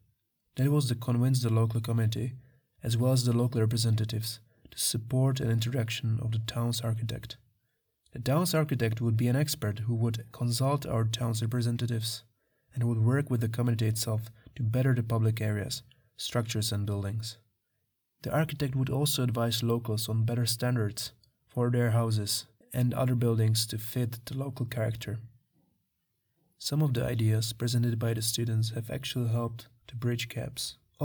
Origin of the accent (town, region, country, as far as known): Czechia; born or raised there